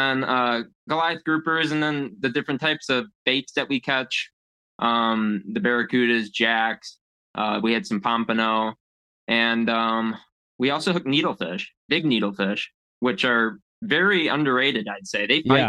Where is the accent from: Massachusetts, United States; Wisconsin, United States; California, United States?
Wisconsin, United States; Lake Geneva; Wisconsin, Lake Geneva.